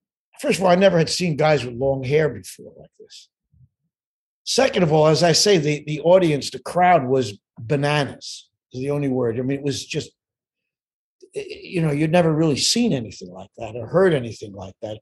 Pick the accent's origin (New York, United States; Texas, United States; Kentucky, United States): New York, United States; Pelham; I grew up there. I was born in New York City.